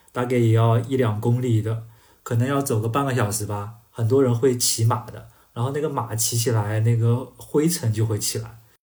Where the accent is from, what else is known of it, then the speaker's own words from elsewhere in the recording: China; 我们中国人